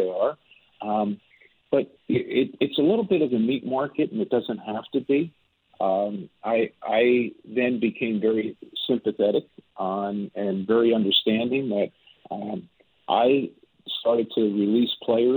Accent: United States; moved away; I was born in the United States

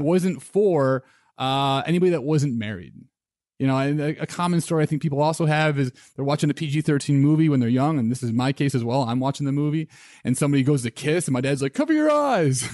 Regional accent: Midwest, United States; I grew up in the Midwest

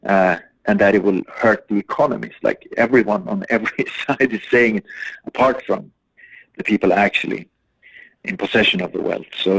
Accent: Umeå, Västerbotten County, Sweden; my hometown

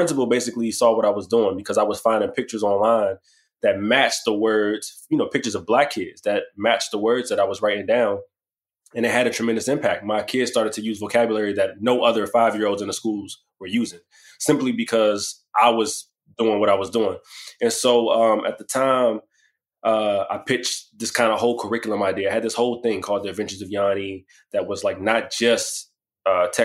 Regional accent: Washington, District of Columbia, United States; I'm from Washington, D.C., born and raised

